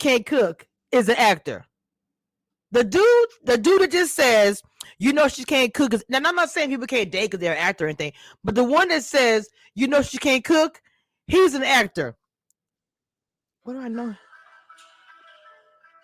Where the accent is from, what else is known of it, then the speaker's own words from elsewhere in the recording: United States; also born or lived in Louisiana / Texas; I am not from Atlanta and I'm from Texas, well, Louisiana slash